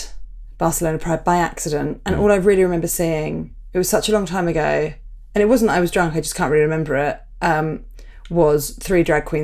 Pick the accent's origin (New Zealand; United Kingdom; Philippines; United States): United Kingdom; now in Madrid, Spain; I'm a Brit abroad.